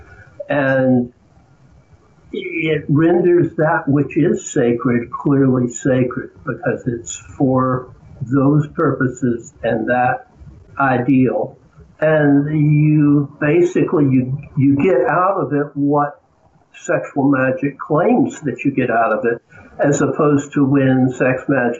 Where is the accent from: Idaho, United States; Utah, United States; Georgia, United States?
Georgia, United States; accent: Southern; I was born in Georgia, raised in Georgia